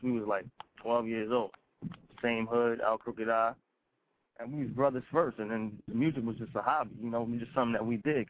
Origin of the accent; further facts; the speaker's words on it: New York, United States; I'm from New York 90s era